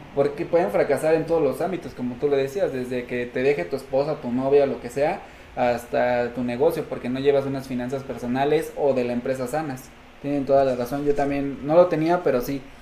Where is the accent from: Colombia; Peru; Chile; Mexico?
Mexico; somos tres mexicanos